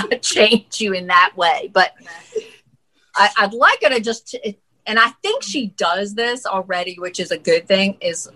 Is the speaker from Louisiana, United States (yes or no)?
yes; Louisiana, United States; we're from Louisiana. So seafood is a big thing here